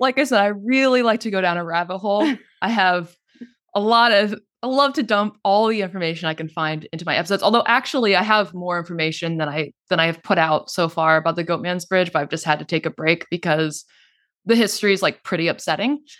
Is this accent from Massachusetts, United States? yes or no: no; North Texas, United States; moved away as an adult; I grew up in North Texas.